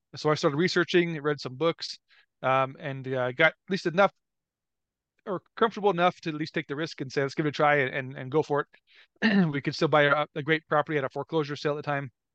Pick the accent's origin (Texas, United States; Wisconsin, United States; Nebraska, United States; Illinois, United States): Nebraska, United States; Omaha; I grew up around Omaha, Nebraska.